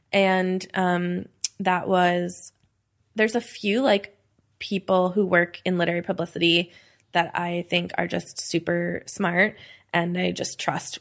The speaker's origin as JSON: {"language": "English", "region": "New York", "country": "United States", "tie": "born or raised there", "moved": "yes", "lives_now": "Philadelphia, United States", "said": "I grew up in New York, I never got to, like, move to New York"}